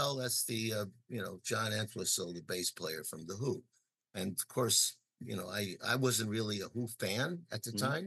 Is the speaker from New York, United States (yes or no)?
yes; New York, United States; moved away; also born or lived in Chicago; I was born in New York, I was born in Brooklyn